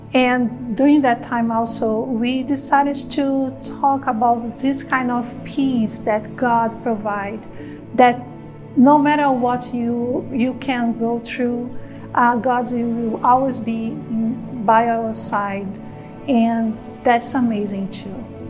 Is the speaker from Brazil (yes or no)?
yes; Brazil; moved away; I'm from Brazil originally